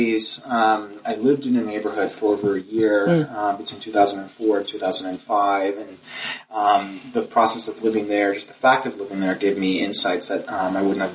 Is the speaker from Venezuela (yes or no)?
yes; Venezuela; moved away; I am from Venezuela originally